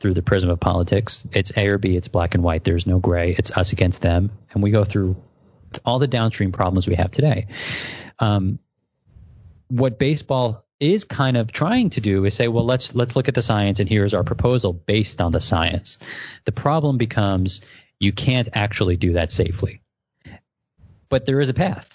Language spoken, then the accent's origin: English; New York, United States; I'm a New Yorker